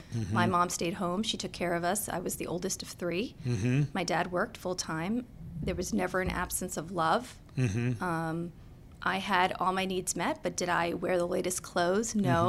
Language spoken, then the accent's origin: English; Annandale, Virginia, United States; also born or lived in Philadelphia, Pennsylvania / Boston, Massachusetts; Nope. I grew up in Virginia. I grew up in Annandale.